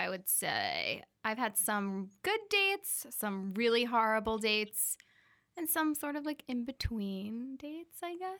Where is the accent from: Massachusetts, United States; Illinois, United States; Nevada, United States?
Massachusetts, United States; Burlington; I grew up in Burlington, Mass.